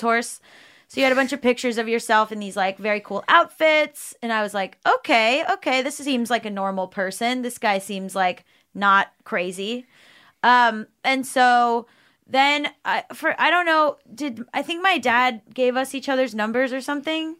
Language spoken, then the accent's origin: English; South Florida, United States; we grew up in South Florida